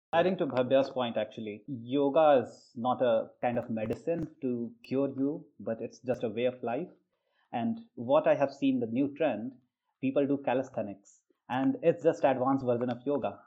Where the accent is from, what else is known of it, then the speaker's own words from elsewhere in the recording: northern India, India; first language Hindi; English is a second language; moved away as an adult; also born or lived in Maharashtra; i was from the typical northern state which uses hindi so my mother tongue is hindi